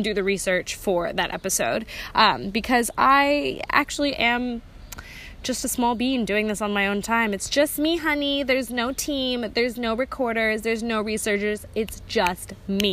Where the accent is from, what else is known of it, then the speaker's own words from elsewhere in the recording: India; I'm an Indian